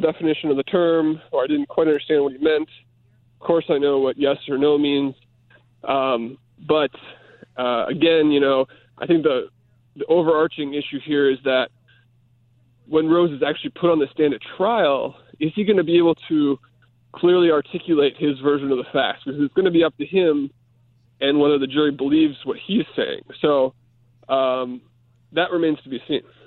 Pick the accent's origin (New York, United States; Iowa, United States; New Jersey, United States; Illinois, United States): Illinois, United States; Chicago; I'm a Chicagoan